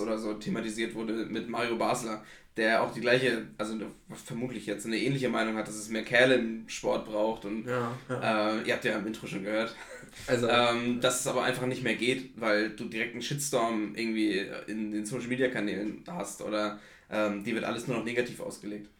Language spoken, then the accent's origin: German; Flensburg, Schleswig-Holstein, Germany; also ich komme aus Flensburg